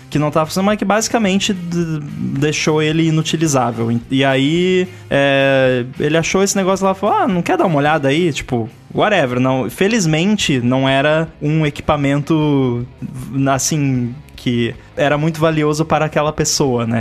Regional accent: Rio Grande do Sul, Brazil; lá na minha cidade, no Rio Grande do Sul

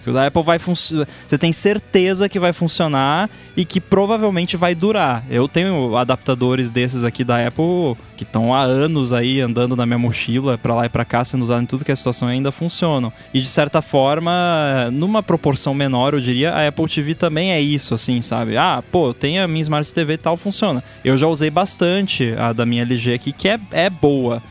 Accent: Brazil; a gente fala em português, porque a gente é brasileiro

